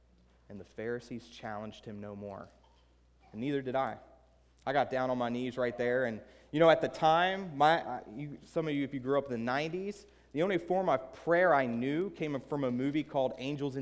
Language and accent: English; Southern Maryland, United States; also born or lived in Baltimore, Maryland / Cambridge, Maryland; I grew up in Southern Maryland, a hostile atheist